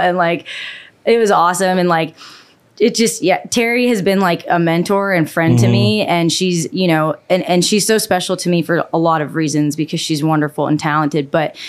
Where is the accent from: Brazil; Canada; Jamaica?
Canada; no, honestly, you know what? I love where I grew up.